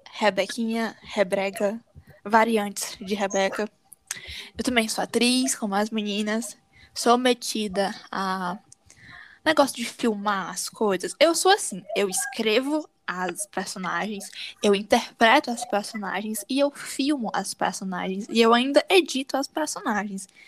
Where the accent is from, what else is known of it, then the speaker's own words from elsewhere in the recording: Northeast Region, Brazil; porque nós todos somos nordestinas quem somos?